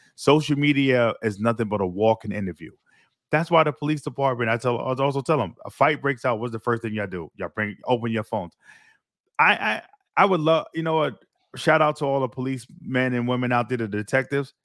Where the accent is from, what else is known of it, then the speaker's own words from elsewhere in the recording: New York City, New York, United States; moved away as an adult; now in Florida, United States; my experience growing up Brooklyn